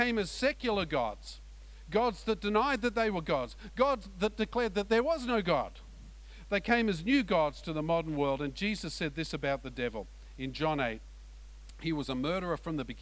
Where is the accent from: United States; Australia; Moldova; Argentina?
Australia